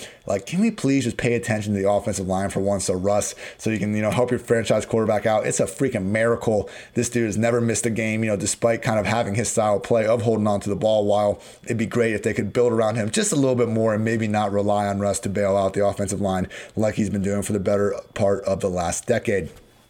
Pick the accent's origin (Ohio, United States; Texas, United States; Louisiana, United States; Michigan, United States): Ohio, United States; Columbus; I'm an Ohio State guy and, you know, born and raised in Columbus, Ohio.